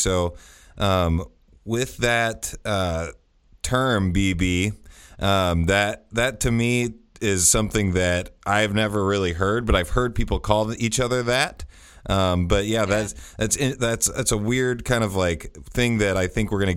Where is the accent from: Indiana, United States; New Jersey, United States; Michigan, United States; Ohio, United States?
Indiana, United States; Greenfield; Greenfield is where I actually grew up. So it's kind of east of Indianapolis by about 20 minutes